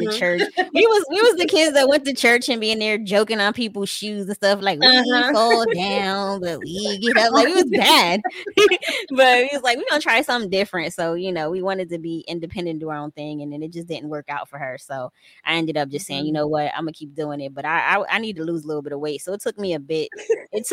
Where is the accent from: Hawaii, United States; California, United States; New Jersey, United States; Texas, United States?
New Jersey, United States; Paterson; I'm from New Jersey, Paterson, New Jersey.